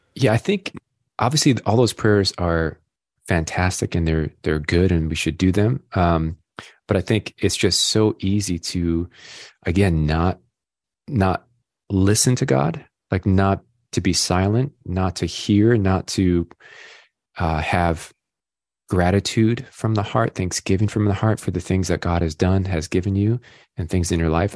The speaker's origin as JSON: {"language": "English", "town": "Rochester", "region": "New York", "country": "United States", "tie": "born or raised there", "said": "I grew up in Rochester, New York"}